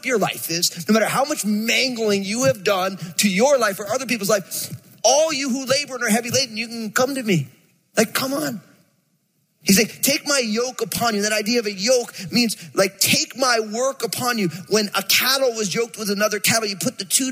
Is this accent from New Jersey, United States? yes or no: yes; New Jersey, United States; I'm from Jersey, and so I moved this sweet, angelic California girl to Jersey